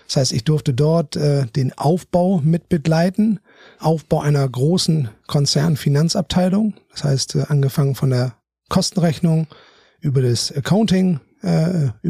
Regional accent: Bremen, Germany; now in Hamburg, Germany; komme aus Bremen, habe in Münster studiert, bin klassischer BWLer

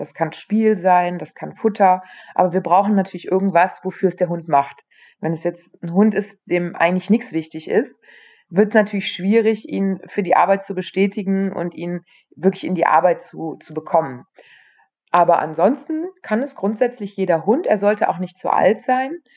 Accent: near Aachen, North Rhine-Westphalia, Germany; ich komme aus der Nähe von Aachen

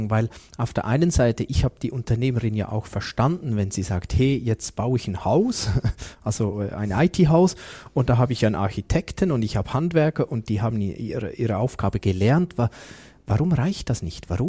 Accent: Switzerland; wie gut sind wir da als Schweizer?

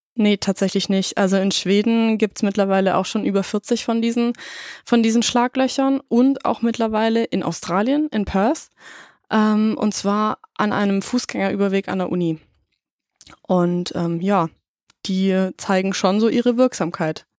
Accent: Germany; als Deutsche

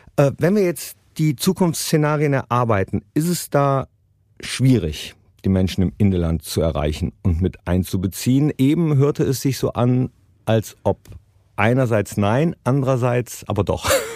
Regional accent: Mönchengladbach, North Rhine-Westphalia, Germany; in meiner Heimatstadt Mönchengladbach

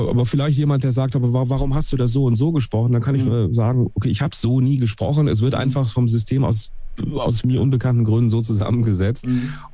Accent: Duisburg, North Rhine-Westphalia, Germany; Ich bin zwar aus dem Ruhrpott, ja.

